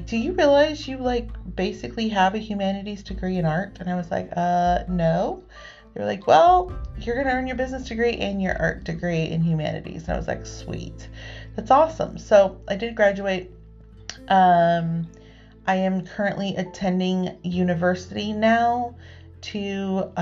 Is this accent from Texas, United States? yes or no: no; Northern California, United States; lives in Northern California. I've been here my entire life. I've lived within 4 hours of my hometown my entire life.